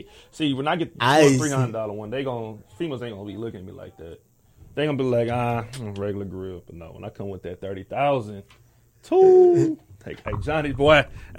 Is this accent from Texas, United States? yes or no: yes; Houston, Texas, United States; I'm born and raised in Houston.